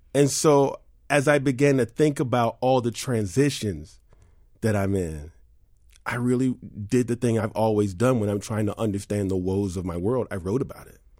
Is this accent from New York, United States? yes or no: yes; New York City, New York, United States; I grew up in New York City.